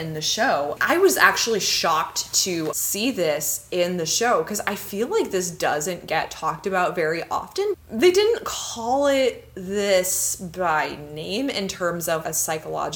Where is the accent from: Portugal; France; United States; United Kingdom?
United States; Tulsa, Oklahoma; I grew up in Tulsa, Oklahoma